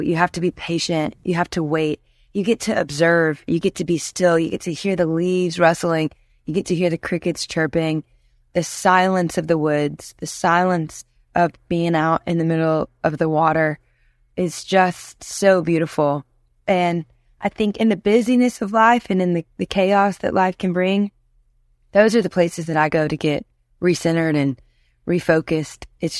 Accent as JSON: {"language": "English", "region": "Louisiana", "country": "United States", "tie": "born or raised there", "lives_now": "Nashville, United States", "said": "I was like, no, I am born and raised in Louisiana. And the further along I got living in Nashville, I think it kind of went away."}